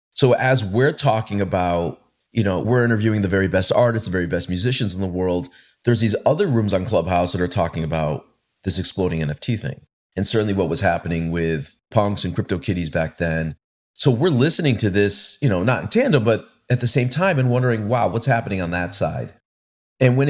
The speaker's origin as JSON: {"language": "English", "town": "Hartford", "region": "Connecticut", "country": "United States", "tie": "born or raised there", "also_born_or_lived": "Boston", "said": "my hometown in Hartford"}